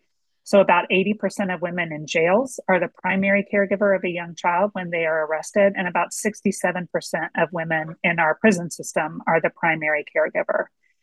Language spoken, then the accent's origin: English; Atlanta, Georgia, United States; moved away as an adult; also born or lived in Washington, D.C.; I'm from Atlanta, grew up here. But I was really operating, was working out of Washington, D.C.